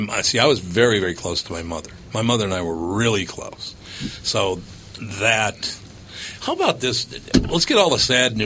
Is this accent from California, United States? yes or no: no; Minneapolis, Minnesota, United States; I grew up Roman Catholic in North Minneapolis.